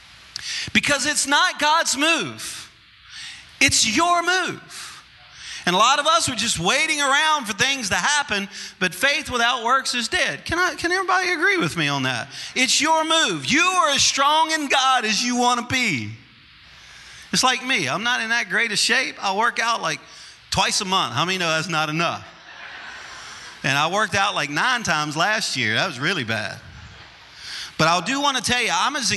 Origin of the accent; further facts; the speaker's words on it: Louisiana, United States; I'm a Cajun, and I'm from Louisiana